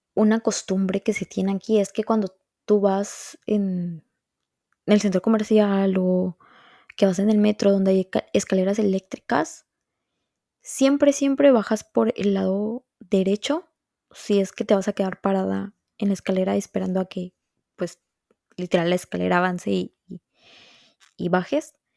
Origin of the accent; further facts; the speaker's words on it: Veracruz, Mexico; moved away as an adult; now in Montreal, Canada; Veracruz, que es de donde yo soy